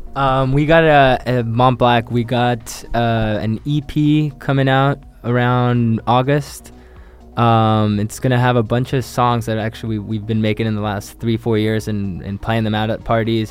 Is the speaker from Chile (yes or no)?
yes; Chile; moved away; I, am from Chile, so I moved here years ago, like 16 years ago